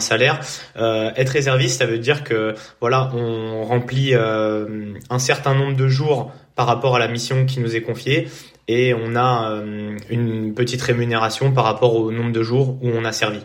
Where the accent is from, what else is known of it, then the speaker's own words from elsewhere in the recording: Poissy, Île-de-France, France; je suis né à Poissy et j'ai vécu euh, euh, toute ma vie euh, à Poissy